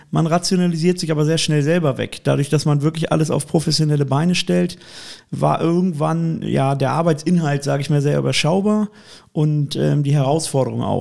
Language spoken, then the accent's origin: German; Cologne, North Rhine-Westphalia, Germany; Und als Kölner hat man den sowieso. der erste FC Köln ist ja das Aushängeschild der Stadt